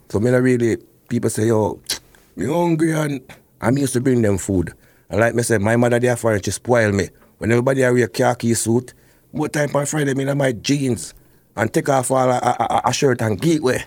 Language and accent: English; Portland, Jamaica; moved away; I grew up, uh, Portland